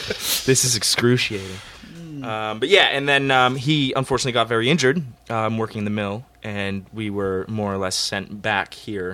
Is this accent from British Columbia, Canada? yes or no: yes; Tahsis, British Columbia, Canada; also born or lived in Timmins, Ontario / Toronto, Ontario; we moved out to Vancouver Island, this really small town, Tassis, even smaller than Timmins.